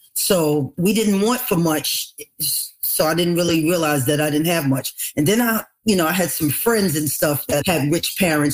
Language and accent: English; New York City, New York, United States; also born or lived in Long Island; growing up in the Bronx